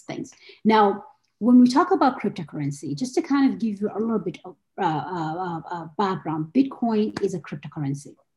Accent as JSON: {"language": "English", "town": "Gombe", "region": "Gombe State", "country": "Nigeria", "tie": "born or raised there", "also_born_or_lived": "Abuja, Nigeria / Kano, Nigeria", "moved": "as an adult", "said": "I, was born and brought up in Gombe"}